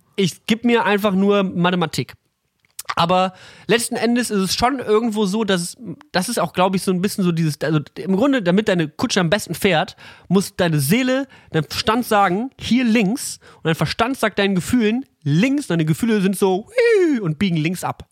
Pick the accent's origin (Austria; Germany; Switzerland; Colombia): Germany; near the Ruhr area, North Rhine-Westphalia; now in Berlin, Germany; wir kommen halt aus dem, wir sind fast im Pott geboren